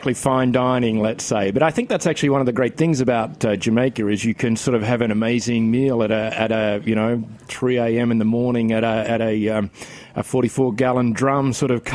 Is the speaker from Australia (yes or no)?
yes; Australia; now in New York City, United States; I'm from Australia.